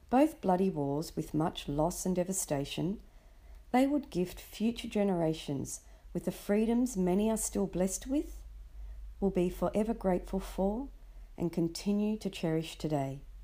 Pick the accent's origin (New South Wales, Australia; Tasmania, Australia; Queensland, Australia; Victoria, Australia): New South Wales, Australia; Sydney; I was born and raised in Sydney, Australia